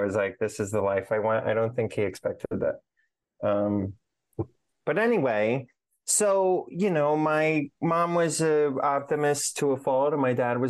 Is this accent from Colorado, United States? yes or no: yes; Aurora, Colorado, United States; But I grew up in Aurora, Colorado.